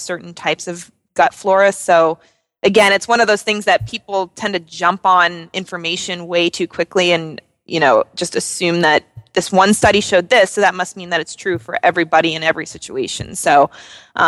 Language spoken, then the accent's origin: English; New Jersey, United States; I'm from New Jersey, so I tend to be a little vulgar